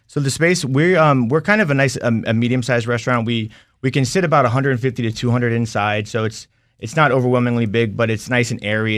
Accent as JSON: {"language": "English", "town": "Sterling", "region": "Virginia", "country": "United States", "tie": "born or raised there", "lives_now": "Leesburg, United States", "said": "I'm from Sterling. I grew up there. I currently live in Leesburg right now."}